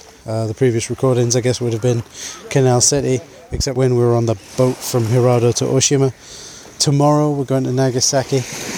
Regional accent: United Kingdom; because we're British.

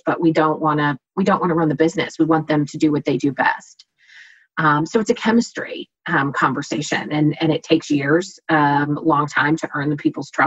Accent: Des Moines, Iowa, United States; now in Kansas, United States; I'm originally from Iowa, Des Moines, Iowa

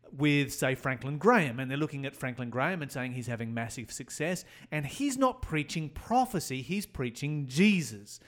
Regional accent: Tasmania, Australia; I come from Tasmania, took place in the, uh, Hobart area

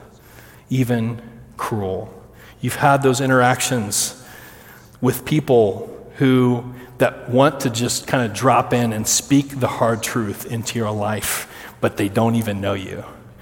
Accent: Kansas, United States; I'm from Kansas

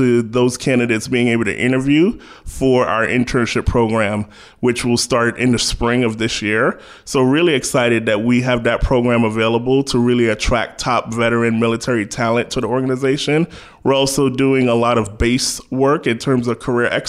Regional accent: New York City, New York, United States; moved away as an adult; also born or lived in Southeast US; I'm originally from New York City, born and raised, Brooklyn bred

